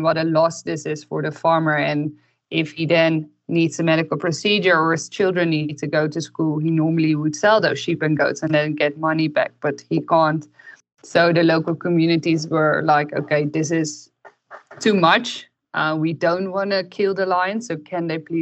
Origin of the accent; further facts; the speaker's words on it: Netherlands; moved away as an adult; also born or lived in Belgium; now in Namibia; I'm originally from the Netherlands and I studied veterinary medicine in Belgium